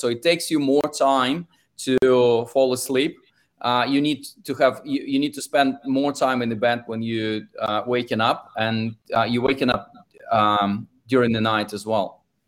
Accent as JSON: {"language": "English", "country": "Russia", "second_language": "English", "moved": "yes", "lives_now": "London, United Kingdom", "said": "if you can tell from my accent, I'm originally from Russia and spend most of my time in London"}